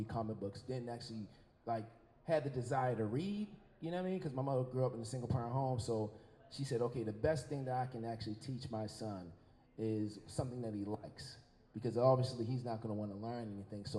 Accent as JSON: {"language": "English", "town": "Baltimore", "region": "Maryland", "country": "United States", "tie": "born or raised there", "said": "I grew up in East Baltimore, Federal and Bond to be exact, 1600 block of Bond Street"}